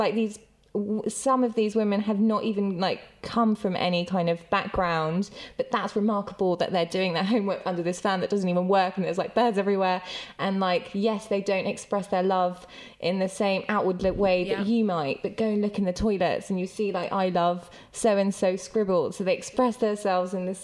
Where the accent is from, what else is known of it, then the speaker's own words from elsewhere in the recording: United Kingdom; accent: slight Bombay lilt; also born or lived in Mumbai, India; I was actually born here